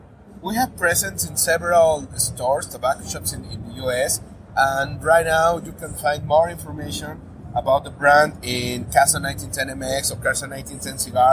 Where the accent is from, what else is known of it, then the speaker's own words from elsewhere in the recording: Guadalajara, Jalisco, Mexico; Okay, because I'm from Guadalajara, Jalisco.